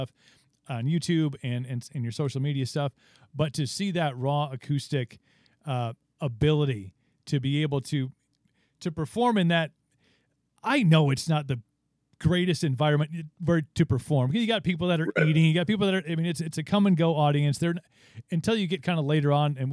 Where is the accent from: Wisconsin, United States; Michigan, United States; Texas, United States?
Wisconsin, United States; I'm from Wisconsin